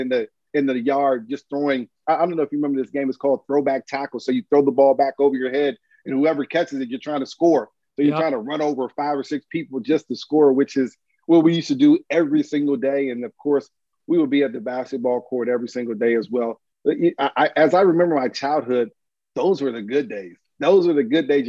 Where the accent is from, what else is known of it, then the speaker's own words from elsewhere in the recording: Fort Washington, Maryland, United States; I grew up in Fort Washington playing Boys and Girls Club there.